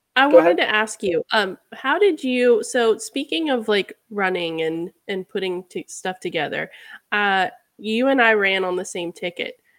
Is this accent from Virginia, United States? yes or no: yes; Charlottesville, Virginia, United States; I was born and raised in Virginia